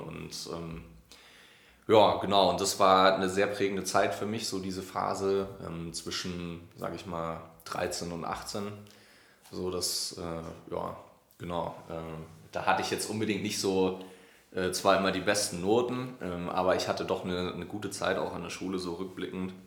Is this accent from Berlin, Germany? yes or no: no; Neumarkt in der Oberpfalz, Bavaria, Germany; ich bin in äh, Neumarkt in der Oberpfalz aufgewachsen. Also das ist zwischen Nürnberg und Regensburg